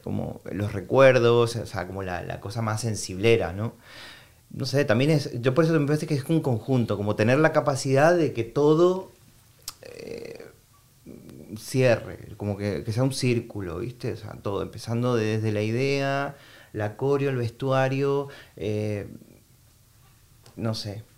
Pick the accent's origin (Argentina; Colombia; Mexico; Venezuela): Argentina; moved away as an adult; now in Madrid, Spain; yo soy argentino